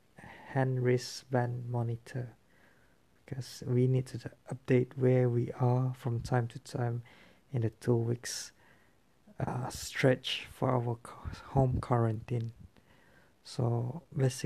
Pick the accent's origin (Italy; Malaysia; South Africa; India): Malaysia; Kuching, Sarawak; I come from Sarawak, from Kuching